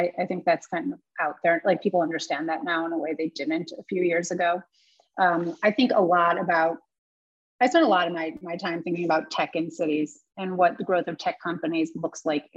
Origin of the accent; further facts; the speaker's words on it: Chicago, Illinois, United States; also born or lived in San Francisco; now in New York, United States; I'm from Chicago. I'm a New Yorker.